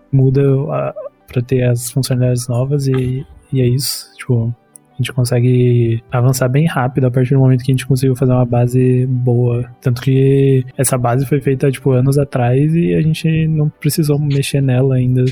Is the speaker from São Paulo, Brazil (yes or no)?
yes; São Bernardo do Campo, São Paulo, Brazil; also born or lived in Campinas; eu sou de São Bernardo, do campo, São Paulo, tenho 25 anos